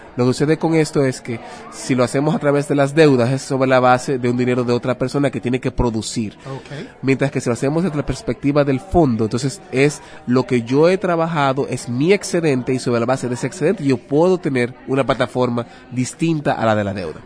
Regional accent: Dominican Republic; soy de República Dominicana.

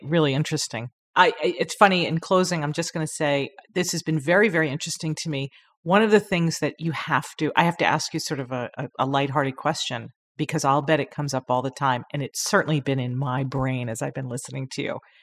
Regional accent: Long Island, New York, United States; I'm from Long Island

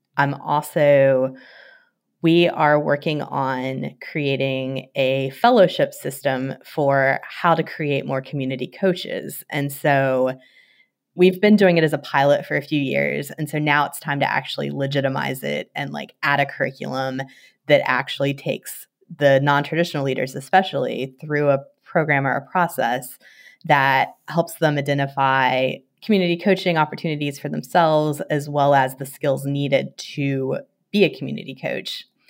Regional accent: West Virginia, United States; moved away; like a lot of West Virginians, I spend a lot of times in the woods

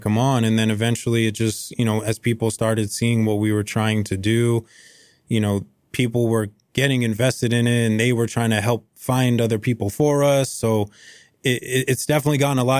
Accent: Lowell, Massachusetts, United States; I was born and raised in Lowell, Mass

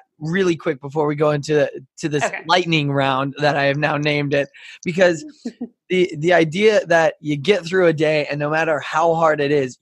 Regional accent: Texas, United States; I'm from a desert. I'm from the desert of Texas

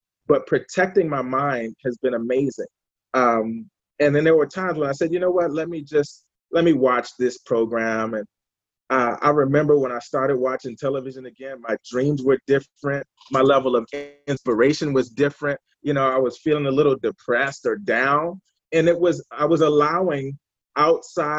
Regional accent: Washington, District of Columbia, United States; I'm from Washington, D.C. originally.

